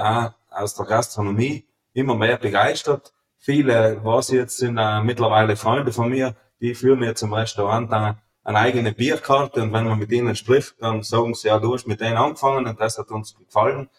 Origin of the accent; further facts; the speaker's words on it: Feldthurns, Trentino-Alto Adige, Italy; also born or lived in Germany; ich komme aus Meißachtal, wir sind eigentlich in Feldurns mehr oder weniger eine Weißwein-Hochburg